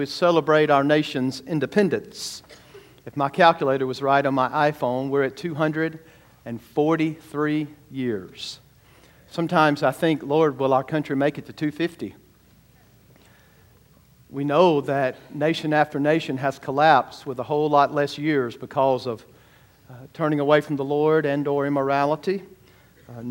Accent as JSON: {"language": "English", "country": "United States", "said": "an American follower of Jesus"}